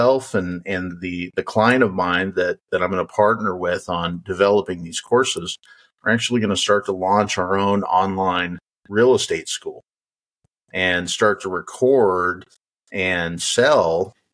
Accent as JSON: {"language": "English", "region": "Wyoming", "country": "United States", "tie": "born or raised there", "said": "I grew up in Wyoming"}